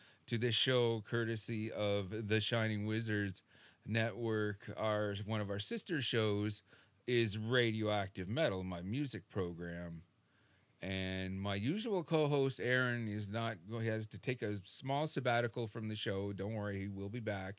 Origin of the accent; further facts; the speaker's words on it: Canada; I'm so Canadian